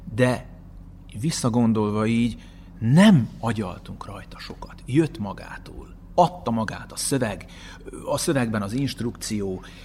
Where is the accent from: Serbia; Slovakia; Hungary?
Serbia; as a Hungarian, Vojvodina; also born or lived in Subotica, Serbia; now in Novi Sad, Serbia; nem véletlenül születtem ide magyarként, nekem valami dolgom van itt